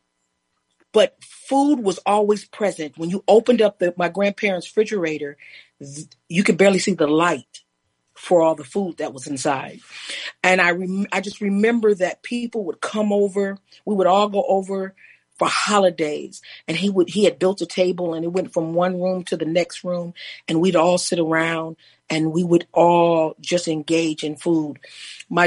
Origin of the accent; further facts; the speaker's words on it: New York, United States; I'm from New York